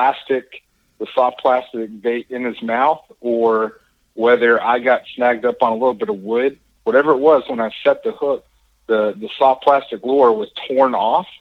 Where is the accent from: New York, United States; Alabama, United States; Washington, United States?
Alabama, United States; North; moved away as an adult; also born or lived in Huntington Beach, California; I grew up in North Alabama, and the Tennessee River Pickwick Lake was in my backyard